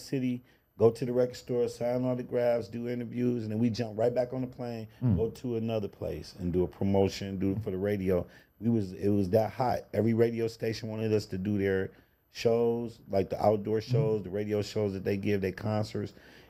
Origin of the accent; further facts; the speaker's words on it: Cleveland, Ohio, United States; It was my hometown, right?